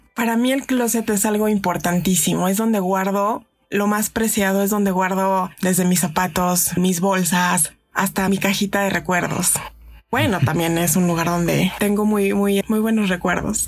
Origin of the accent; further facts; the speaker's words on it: Mexico City, Mexico; soy de aquí de la Ciudad de México